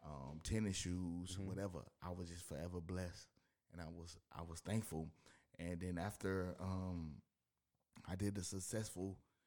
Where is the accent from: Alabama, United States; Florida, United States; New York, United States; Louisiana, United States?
Florida, United States; Miami; I'm originally from Miami.